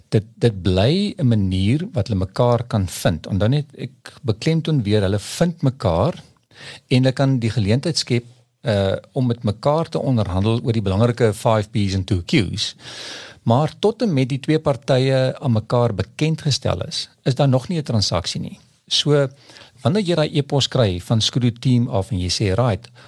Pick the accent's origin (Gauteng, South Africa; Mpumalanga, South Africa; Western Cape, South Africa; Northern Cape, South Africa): Western Cape, South Africa; Paarl; ek kom van die Parel af en daar's 'n daar's 'n area wat hulle noem die Waarmakers Vallei